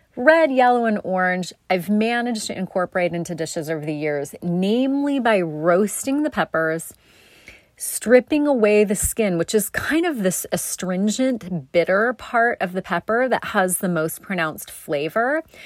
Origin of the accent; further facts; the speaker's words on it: South Coast, Oregon, United States; growing up on the South Coast